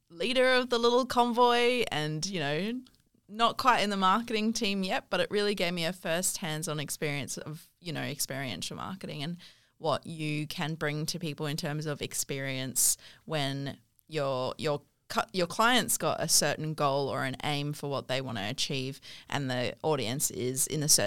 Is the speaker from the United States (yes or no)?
no; South Africa; now in Australia; Um, so I'm from South Africa, but I lived